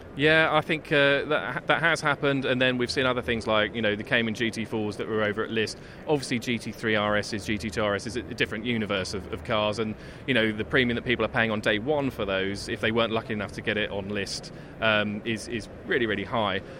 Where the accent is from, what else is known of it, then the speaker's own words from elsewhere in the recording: Essex, East of England, United Kingdom; I grew up in Essex